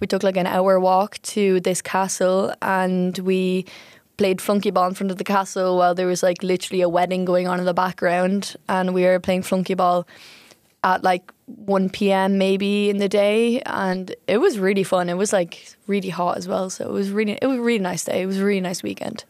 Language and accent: English; Ireland; now in Utrecht, Netherlands; I'm from Ireland